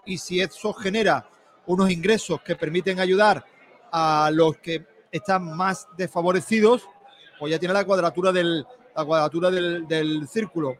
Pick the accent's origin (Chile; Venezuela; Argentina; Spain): Spain; Málaga, Andalusia; somos malagueños